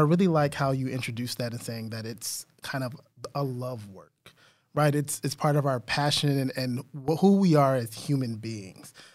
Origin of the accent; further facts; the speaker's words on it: San Antonio, Texas, United States; that's my hometown